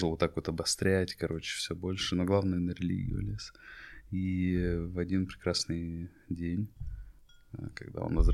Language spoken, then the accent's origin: Russian; Ingushetia, Russia; Это история про мой народ, я ингуш. Мы часть войнахского народа вместе с чеченцами, подсбийцами и другими.